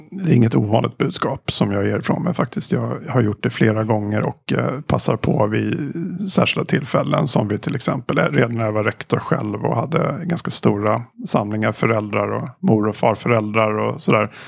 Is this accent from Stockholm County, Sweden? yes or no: yes; Stockholm, Stockholm County, Sweden; also born or lived in Halmstad; now in Lund, Sweden; Jag är från Stockholm ursprungligen.